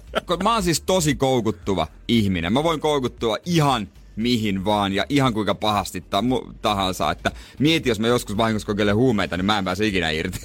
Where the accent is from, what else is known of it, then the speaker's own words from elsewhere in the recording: Seinäjoki, South Ostrobothnia, Finland; now in Helsinki, Finland; Mä oon Seinäjoelta.